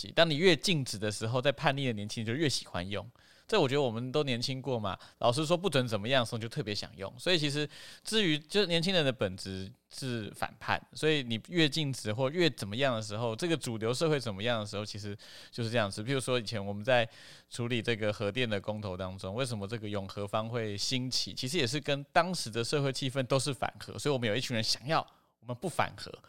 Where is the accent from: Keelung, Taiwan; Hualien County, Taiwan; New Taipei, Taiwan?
Hualien County, Taiwan; 我我花莲人